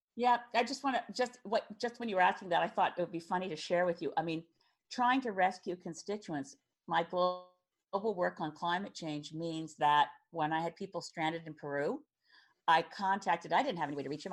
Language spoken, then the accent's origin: English; Cape Breton Island, Nova Scotia, Canada; I was from Cape Breton Island